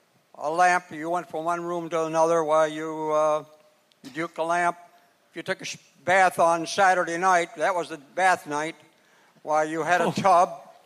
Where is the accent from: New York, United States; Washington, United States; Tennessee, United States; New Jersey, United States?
Tennessee, United States; I'm actually from Tennessee. That's where I was born. I came north during the Depression years in 1929.